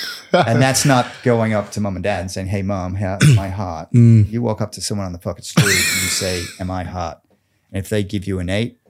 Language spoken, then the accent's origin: English; Gold Coast, Queensland, Australia; I mean, if you didn't know, I'm Aussie. This whole accent thing is fucking fake. I'm from Queensland, the Goldie.